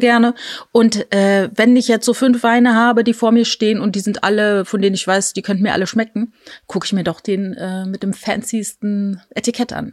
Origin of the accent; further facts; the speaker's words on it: Rhineland-Palatinate, Germany; ich bin in der Südpfalz groß geworden und dort wird halt überall Wein angebaut